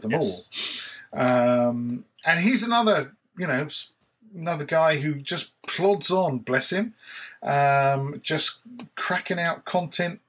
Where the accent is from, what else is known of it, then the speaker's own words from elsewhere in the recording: United Kingdom; I'm British